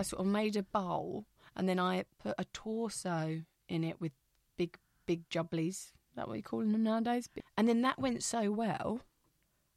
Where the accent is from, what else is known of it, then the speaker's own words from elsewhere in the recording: Bexleyheath, London, United Kingdom; I'm from Bexleyheath and there's still red buses there.